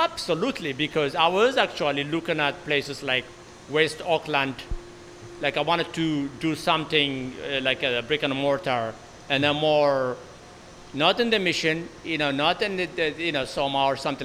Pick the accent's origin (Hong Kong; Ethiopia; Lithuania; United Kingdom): Ethiopia; also born or lived in Bay Area; now in San Francisco Bay Area, United States; I am from Ethiopia